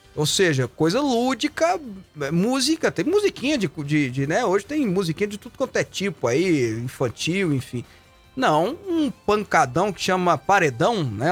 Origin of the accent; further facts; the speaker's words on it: Goiânia, Goiás, Brazil; essa cidade onde eu nasci, onde eu me criei